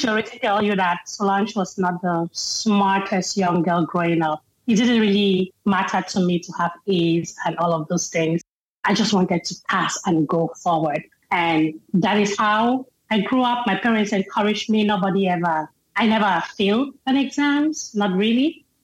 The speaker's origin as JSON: {"language": "English", "town": "Kumbo", "region": "Northwest Region", "country": "Cameroon", "tie": "born or raised there", "also_born_or_lived": "Akum, Cameroon / Germany", "first_language": "Mbakum", "second_language": "English", "moved": "as an adult", "lives_now": "Franklin, United States", "said": "I grew up in a really huge home. I grew up in Kumbu."}